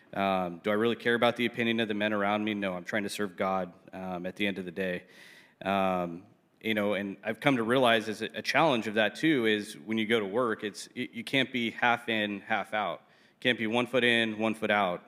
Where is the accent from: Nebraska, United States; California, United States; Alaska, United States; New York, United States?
California, United States; South Orange County; born and raised in South Orange County, so I'm a South Orange County kid